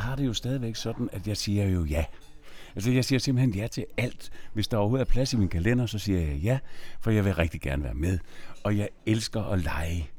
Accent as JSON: {"language": "Danish", "town": "Nyborg", "region": "Southern Denmark", "country": "Denmark", "said": "jeg er jo fra Nyborg"}